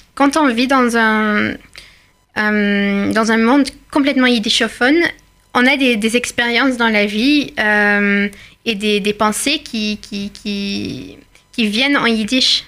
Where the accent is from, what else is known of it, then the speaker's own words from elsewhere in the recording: Belgium; moved away; venant de, la Belgique, un côté de ma famille est venu du Maroc et l'autre côté est, belge depuis des années et des années